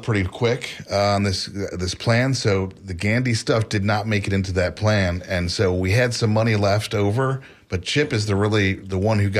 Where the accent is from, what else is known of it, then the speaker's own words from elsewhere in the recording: Clearwater, Florida, United States; I grew up in Clearwater